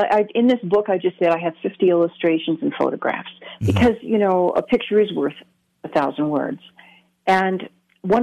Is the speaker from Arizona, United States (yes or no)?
no; Michigan, United States; I grew up in Michigan, very wooded area